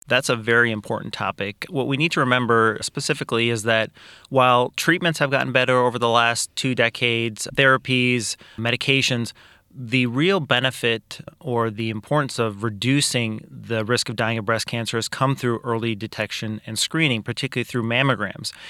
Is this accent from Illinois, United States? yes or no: yes; Kankakee, Illinois, United States; also born or lived in Iowa / Peoria; I am originally from Kankakee. I grew up here, was raised here